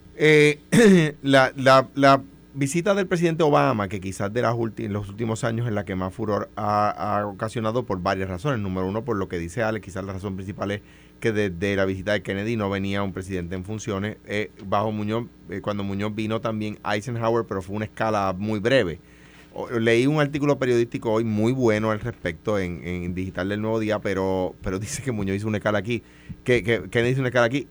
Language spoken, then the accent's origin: Spanish; Puerto Rico; como puertorriqueños